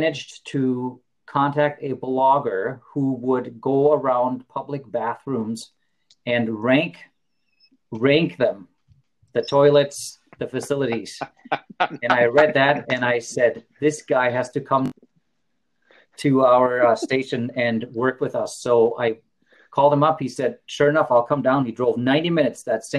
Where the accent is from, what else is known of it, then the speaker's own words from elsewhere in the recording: Worms, Rhineland-Palatinate, Germany; moved away as an adult; now in South Dakota, United States; I'm from Germany, I should clarify. And in my hometown, which is Worms, on the Rhine River